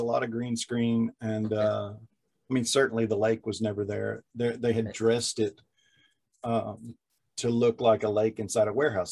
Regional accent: Kentucky, United States; I'm from Kentucky

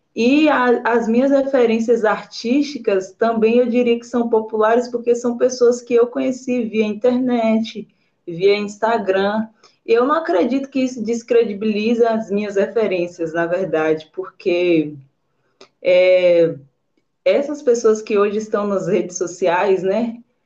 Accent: Alcobaça, Bahia, Brazil; Eu sou baiana de uma cidade do interior da Bahia, né, do litoral, um paraíso chamado Alcobaça

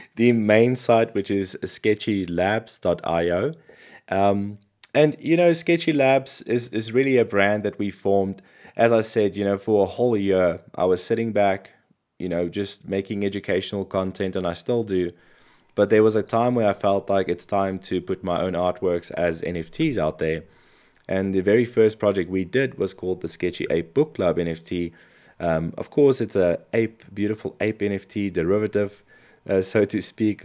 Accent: South Africa; I come from South Africa

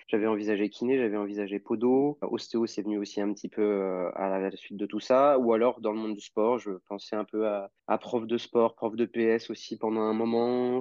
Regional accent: Normandy, France; now in Lyon, France; je suis originaire de Normandie

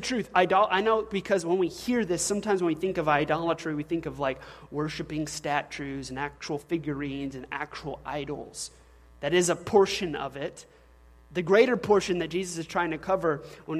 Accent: the South, United States; I'm a man from the South

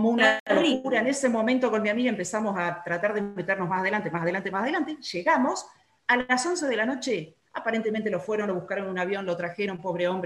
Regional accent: Córdoba, Argentina; 8.40 y soy cordobés.

